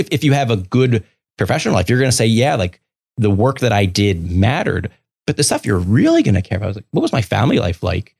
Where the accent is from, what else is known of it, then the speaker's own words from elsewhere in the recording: Baltimore, Maryland, United States; moved away; I grew up in Baltimore City.